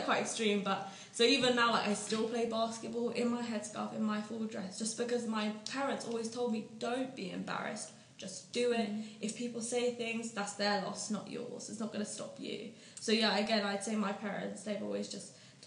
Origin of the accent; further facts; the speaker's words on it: United Kingdom; I was born here, I was raised here, I feel as British as anyone